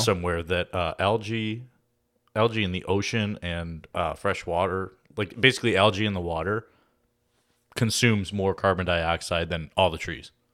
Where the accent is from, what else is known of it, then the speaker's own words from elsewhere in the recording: Oak Lawn, Illinois, United States; I grew up in Oak Lawn